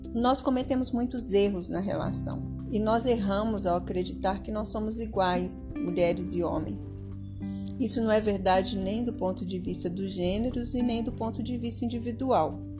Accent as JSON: {"language": "Portuguese", "region": "Minas Gerais", "country": "Brazil", "tie": "born or raised there", "said": "aqui em Minas, que é a minha história, que, é o, que eu conheço bem, que eu, onde eu cresci, né? Eu sou mineira"}